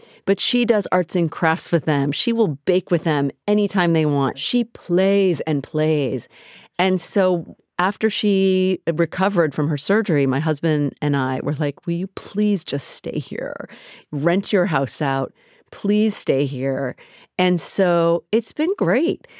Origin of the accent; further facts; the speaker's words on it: United States; I grew up in America.